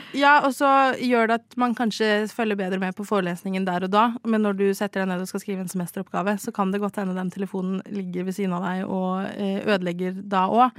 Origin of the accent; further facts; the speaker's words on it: Stavanger, Rogaland, Norway; Jeg er fra Stavanger